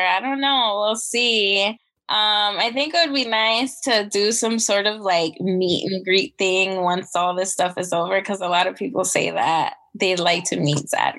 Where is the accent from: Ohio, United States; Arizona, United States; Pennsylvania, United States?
Arizona, United States; moved away as an adult; also born or lived in California; now in Maryland, United States; Arizona, let's say, because that's where I lived the majority of my life so far.